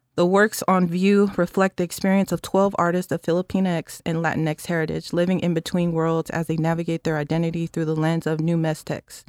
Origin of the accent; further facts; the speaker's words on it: San Francisco, California, United States; was born and bred in San Francisco in public housing